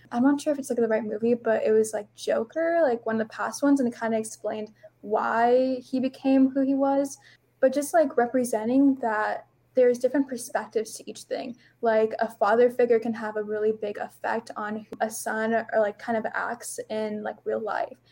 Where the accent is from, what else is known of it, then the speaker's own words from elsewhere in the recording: Chandler, Arizona, United States; I am 16 from Chandler, Arizona